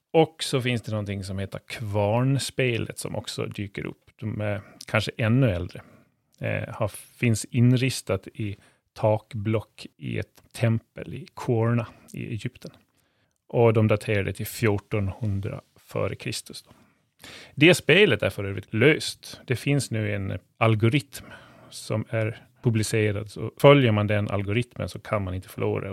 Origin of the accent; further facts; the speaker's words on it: Gotland, Sweden; vi sitter här som gotlänningar